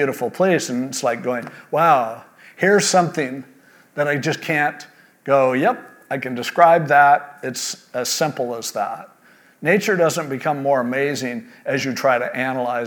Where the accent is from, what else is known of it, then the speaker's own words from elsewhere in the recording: California, United States; born and raised in California like me